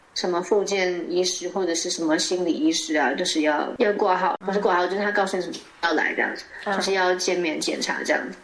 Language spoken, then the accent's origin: Chinese; Taiwan; moved away as an adult; now in Norway; 既然我是台湾来的